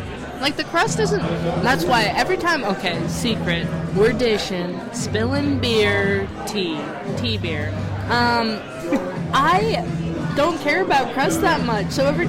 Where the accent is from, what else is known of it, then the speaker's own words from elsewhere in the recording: Mead, Colorado, United States; also born or lived in Washington, D.C.; I grew up in, like, northern Colorado. The way I explain it to people is I grew up at Mead. It's a exit on the highway that you've probably seen if you're driving to Fort Collins